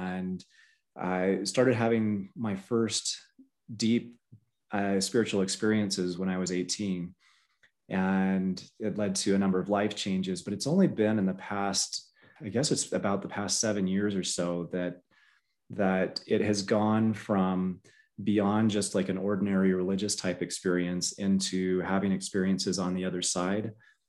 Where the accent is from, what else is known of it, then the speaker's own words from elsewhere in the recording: the South, United States; So I grew up in the South